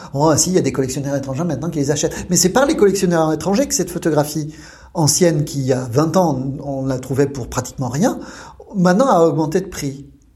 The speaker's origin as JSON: {"language": "French", "town": "Lyon", "region": "Auvergne-Rhône-Alpes", "country": "France", "moved": "as an adult", "lives_now": "Japan", "said": "Je suis lyonnais"}